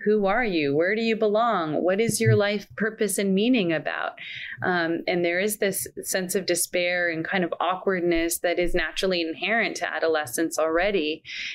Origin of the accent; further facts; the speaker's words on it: Canada; now in Scottsdale, United States; I was born in Canada. I live in the US. I'm an American